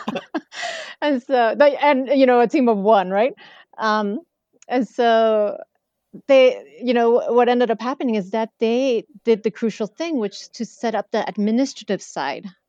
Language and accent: English; Mexico City, Mexico; especially Mexico City, I would highly recommend my hometown